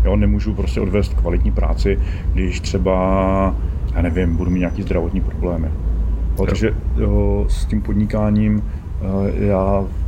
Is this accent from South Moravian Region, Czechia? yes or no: yes; Brno, South Moravian Region, Czechia; my jsme z Brna